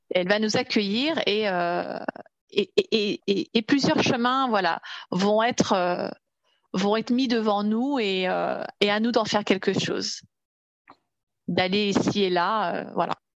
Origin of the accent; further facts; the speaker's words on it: Paris region, Île-de-France, France; je suis originaire de la région parisienne.